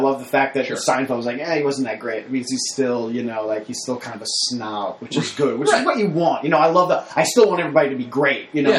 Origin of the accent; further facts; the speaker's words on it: New York, United States; now in Los Angeles, United States; I come from New York and live in Los Angeles